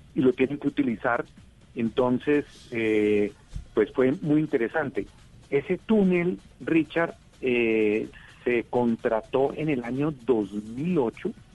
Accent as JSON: {"language": "Spanish", "country": "Colombia"}